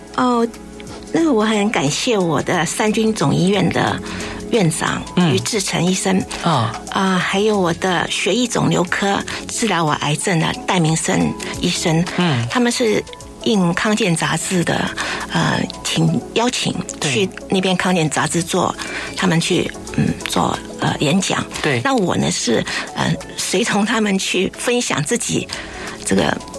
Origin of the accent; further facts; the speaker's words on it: Hong Kong; now in Taipei, Taiwan; 我小时候住在香港，嗯。出生长大在那里，每天就是对着那个海啊